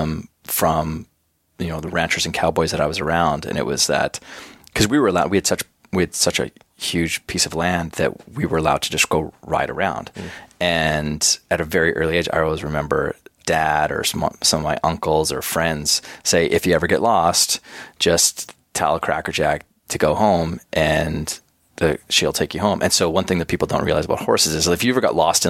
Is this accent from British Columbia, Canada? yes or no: no; Schuler, Alberta, Canada; moved away; So my small little rural school that I went to, Schuler, Alberta, we had like a maximum enrollment from kindergarten to grade 9